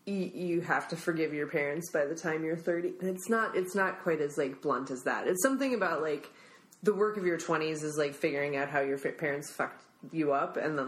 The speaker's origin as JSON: {"language": "English", "region": "Midwest", "country": "United States", "tie": "born or raised there", "lives_now": "California, United States", "said": "like I was raised in the suburbs, like here I am living in a big city, like I was raised in the Midwest, here I am in California."}